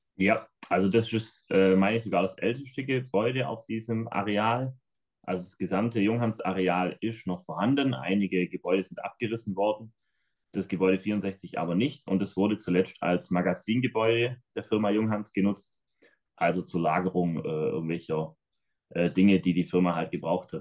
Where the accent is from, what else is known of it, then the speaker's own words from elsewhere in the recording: Schramberg, Baden-Württemberg, Germany; accent: Swabian / Black Forest dialect; Bamberg liegt im Schwarzwald, hört man vielleicht auch an unserem Dialekt dann nachher. Ähm, wir sind im Schwäbischen.